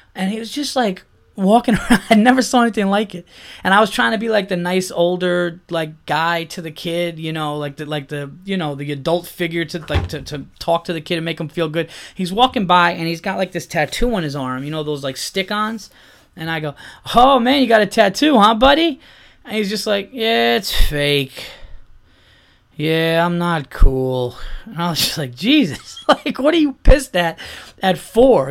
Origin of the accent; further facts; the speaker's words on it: Yonkers, New York, United States; I was born in Yonkers